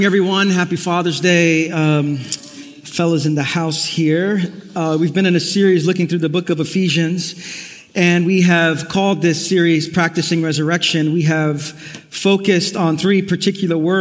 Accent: New York City, New York, United States; Growing up in the neighborhood I did in Brooklyn, I grew up in East New York

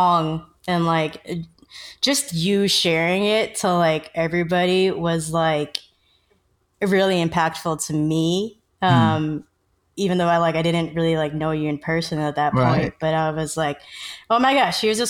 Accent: United States; I'm Filipino American, so my parents immigrated from the Philippines before I was born. So I was born in America.

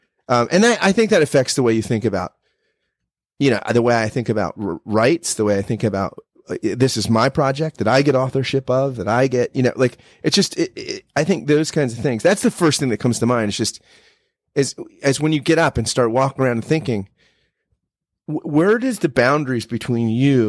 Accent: United States; as an American

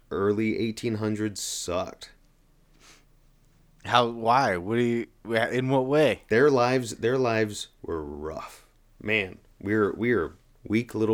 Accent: Oklahoma, United States; I'm like from Oklahoma. That's a different kind of cowboy, an Oklahoman cowboy, you know?

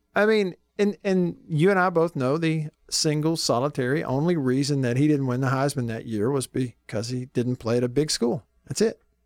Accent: Alabama, United States; now in Mississippi, United States; I was a, a kid growing up in Alabama

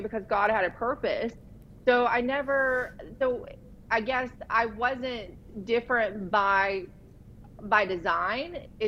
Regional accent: Virginia, United States; moved away; also born or lived in Los Angeles; I grew up in a tiny, tiny coal mining town in the mountains of Virginia, on the West Virginia, Kentucky, Tennessee border.

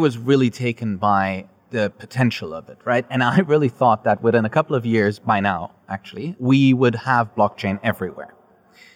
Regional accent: Germany; now in Dubai, United Arab Emirates; I'm the best form of Palestinian you'll ever meet because I'm made in Germany

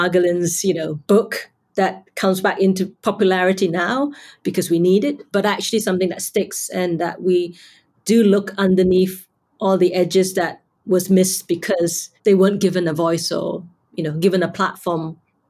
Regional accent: Malaysia; now in United Kingdom; I'm Malaysian Chinese, but I've now lived longer now in the UK than I have in Malaysia

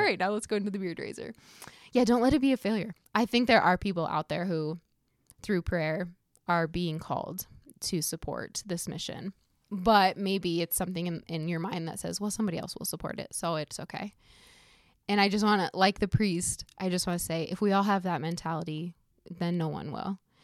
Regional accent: Iowa, United States; we're from Iowa as well

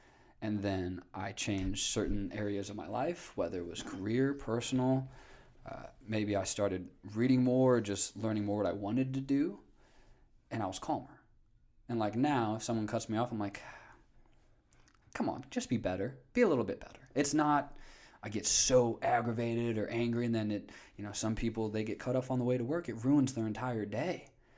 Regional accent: Northwest Indiana, United States; Northwest Indiana.

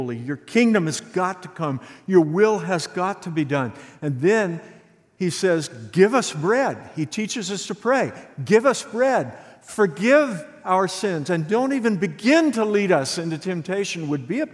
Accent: Santa Fe, Texas, United States; I grew up in Santa Fe, Texas.

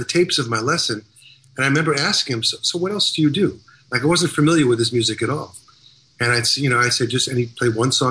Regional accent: Long Island, New York, United States; growing up in Long Island

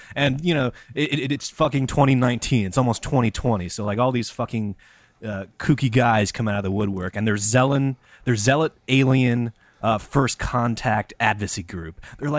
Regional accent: Missouri, United States; I grew up in Missouri.

